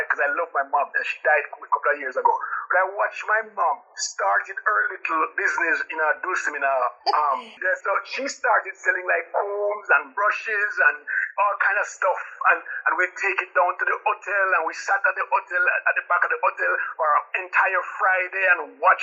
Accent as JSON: {"language": "English", "region": "Saint Mary", "country": "Jamaica", "tie": "born or raised there", "also_born_or_lived": "St. James, Jamaica", "moved": "as an adult", "lives_now": "United States", "said": "I grew up in a little township called St. Mary"}